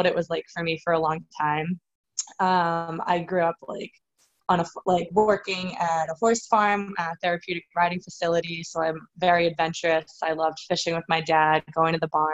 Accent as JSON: {"language": "English", "area": "40 minutes north of Boston", "region": "Massachusetts", "country": "United States", "tie": "born or raised there", "said": "I grew up like 40 minutes north of the city. And I was born in Massachusetts and raised here my whole life"}